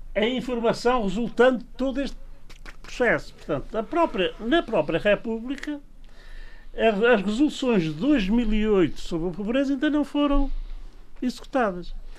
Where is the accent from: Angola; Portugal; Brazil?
Portugal; Angra do Heroísmo, Azores; minha aldeia, aqui da do Heroísmo